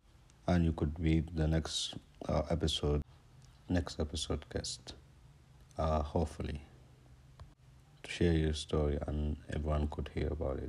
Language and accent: English; India; now in Dubai, United Arab Emirates; Actually, I'm from India, but I've been working in Dubai for more than 37 years.